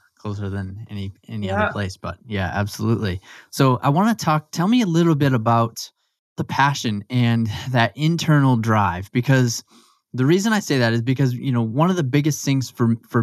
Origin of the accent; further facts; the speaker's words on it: Maine, United States; I grew up in Maine as well.